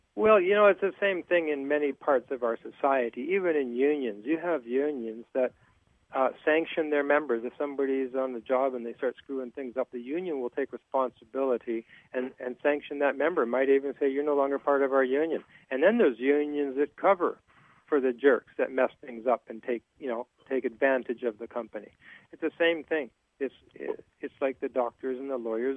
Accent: Terrace, British Columbia, Canada; my hometown of Terrace

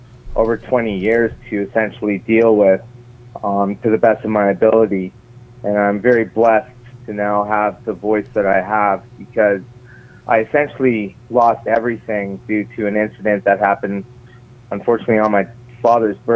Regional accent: St. John's, Newfoundland and Labrador, Canada; now in Toronto, Canada; I was born in St. John's, Newfoundland. I'm currently speaking with you from Toronto, Canada.

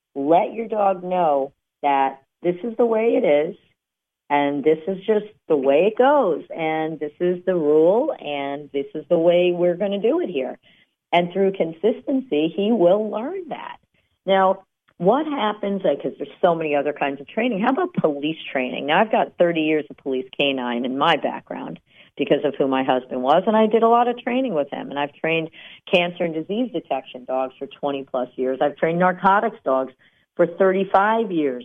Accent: New Jersey, United States; we're from New Jersey

